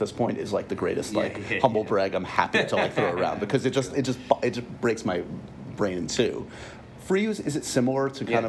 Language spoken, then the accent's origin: English; Dublin, Leinster, Ireland; So growing up in Dublin, family of more athletes than